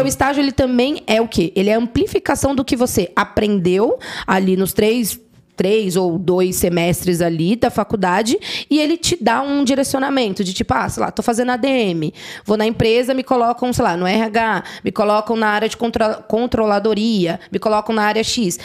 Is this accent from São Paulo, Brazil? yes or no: yes; São Paulo, Brazil; sou da Zona Norte de São Paulo, ali quem conhece manda aqui Vila Aurora